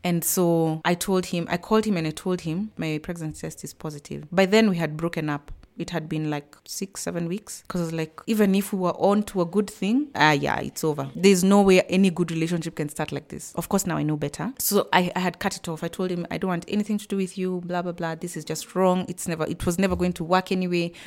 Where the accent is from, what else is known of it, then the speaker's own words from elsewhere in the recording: Nairobi, Kenya; I am from Nairobi, Kenya, born and bred. I was born in Nairobi.